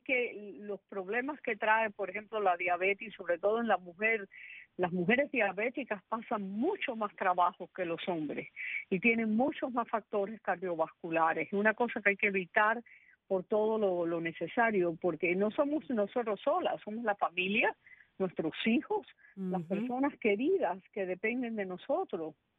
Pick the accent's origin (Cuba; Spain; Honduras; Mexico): Cuba; first language Spanish; moved away; also born or lived in Bronx, New York, United States; siendo yo soy cubana siendo cubana